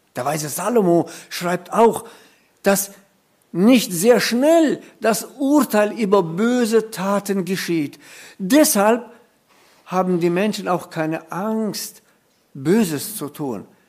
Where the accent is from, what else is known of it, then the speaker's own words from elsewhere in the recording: Germany; bei uns in Deutschland